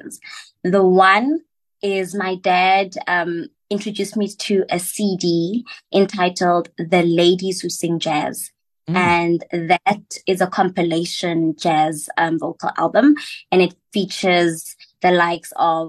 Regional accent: West Rand, Gauteng, South Africa; also born or lived in Johannesburg; now in Cape Town, South Africa; I'm from the West Rand and I'm currently based in Cape Town.

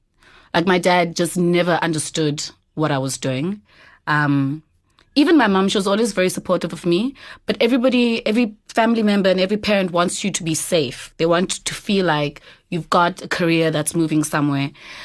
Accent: Eastern Cape, South Africa; So I'm originally from the Eastern Cape.

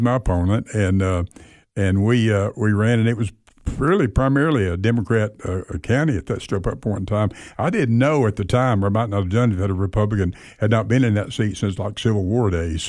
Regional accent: Athens, Tennessee, United States; moved away as an adult; also born or lived in Sweetwater, Tennessee; now in Cookeville, United States; I was born in Sweetwater, Tennessee

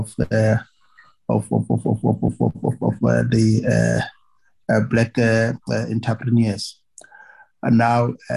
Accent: Northern Cape, South Africa; I come from Northern Cape.

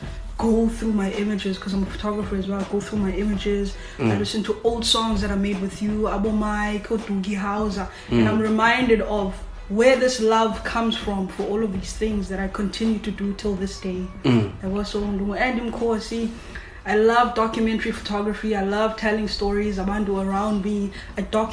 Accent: Cape Town, Western Cape, South Africa; I grew up in Langa, but then I left for Cooks, and I was in high school up until 2008, then 2009 came back

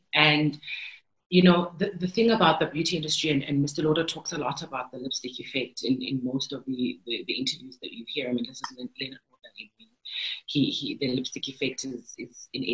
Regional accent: South Africa; I am from South Africa

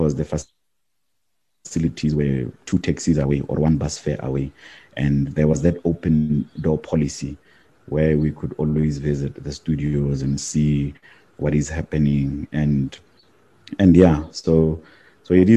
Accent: Mahikeng, North West, South Africa; I grew up in the Bophuthatswana homeland

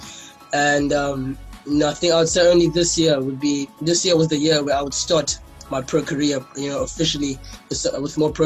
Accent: East London, Eastern Cape, South Africa; I was born down in the Eastern Cape, in East London, King Williamstown. Okay. Went to school at Selborne Primary

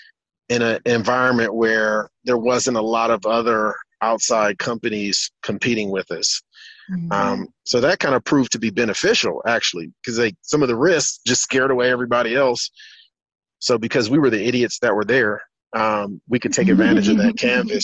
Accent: United States; moved away as an adult; now in Africa; So I'm from the States. I'm from the U.S. I moved to the continent 6 years ago

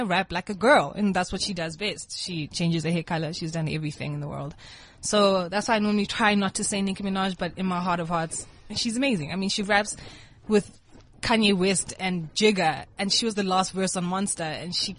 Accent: Kenya; now in South Africa; I grew up in Kenya, went to high school in Kenya

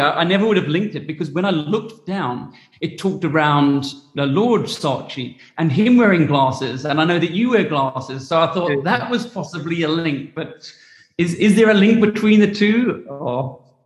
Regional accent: England, United Kingdom; also born or lived in New Zealand / Australia; now in South Africa; I grew up in England and I went to boarding school and I lived in New Zealand and Australia and I'm I'm overly happy in South Africa

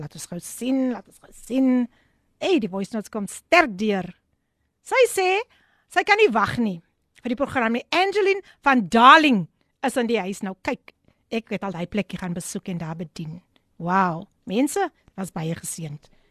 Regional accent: Somerset West, Western Cape, South Africa; ek is gebore in Somers het Wes

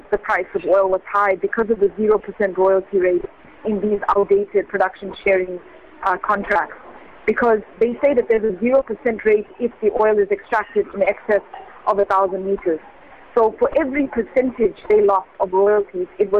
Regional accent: South Africa; as a South African

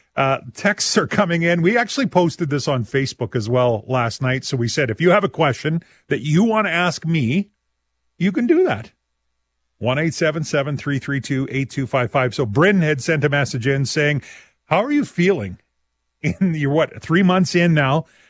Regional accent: Saskatchewan, Canada; we are all from Saskatchewan

